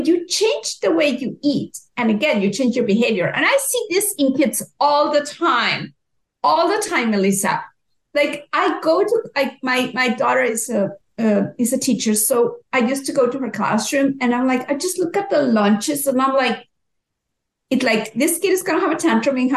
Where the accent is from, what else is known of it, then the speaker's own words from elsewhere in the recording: Mexico; moved away as an adult; now in Canada; I'm originally from Mexico.